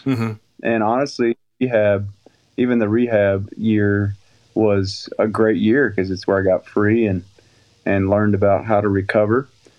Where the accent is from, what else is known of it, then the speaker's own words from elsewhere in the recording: the North, United States; now in Southern US; because I was raised in the North, married a Southern girl.